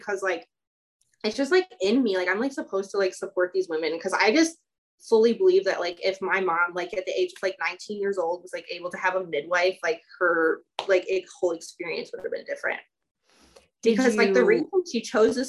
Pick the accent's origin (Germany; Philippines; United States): United States; Chicago, Illinois; moved away as an adult; also born or lived in Romania; now in Southern Oregon, United States; I grew up in Chicago. So I lived there for like the majority of my life